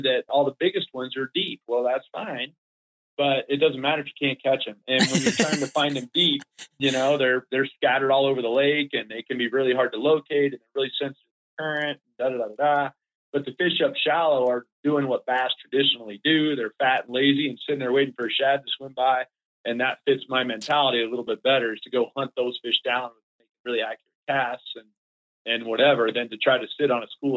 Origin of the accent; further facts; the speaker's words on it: South Florida, United States; moved away; We were dead broke growing up in Florida.